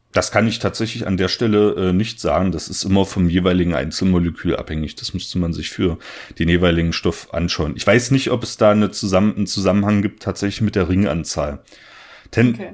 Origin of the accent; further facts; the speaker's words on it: southern Saxony-Anhalt, Germany; in der Gegend, wo ich herkomme. Ich komme aus der schönen Dübener Heide ähm, im südlichen Sachsen-Anhalt